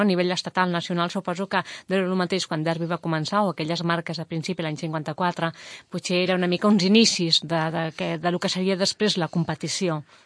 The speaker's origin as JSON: {"language": "Catalan", "town": "Mollet del Vallès", "region": "Catalonia", "country": "Spain", "said": "som de Mollet"}